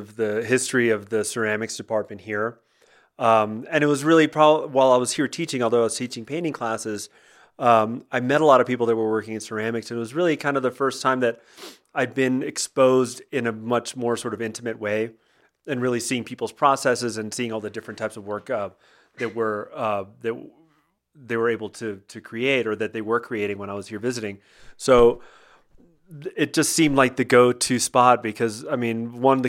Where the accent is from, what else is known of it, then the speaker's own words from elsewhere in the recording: Miami, Florida, United States; as a kid growing up in Miami, I grew up, you know, going to the beach